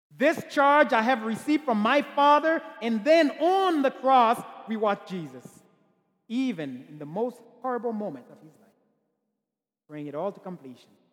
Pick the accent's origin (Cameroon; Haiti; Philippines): Haiti; I'm from Haiti